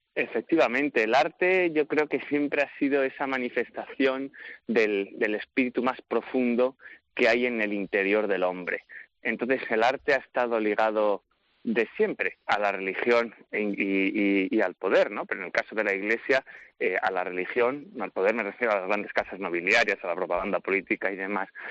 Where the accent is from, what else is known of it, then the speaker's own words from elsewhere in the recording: Segovia, Castile and León, Spain; moved away as an adult; now in Rome, Italy; desde niño que la he vivido en mi ciudad natal, en Segovia